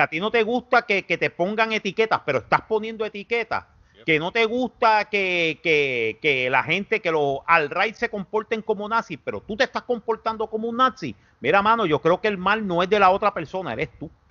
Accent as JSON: {"language": "Spanish", "country": "Puerto Rico", "said": "los, puertorriqueños"}